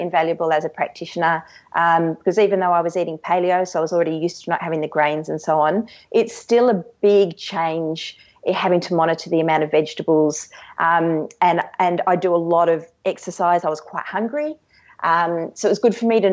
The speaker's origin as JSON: {"language": "English", "town": "Canberra", "region": "Australian Capital Territory", "country": "Australia", "tie": "born or raised there", "said": "I grew up in Canberra"}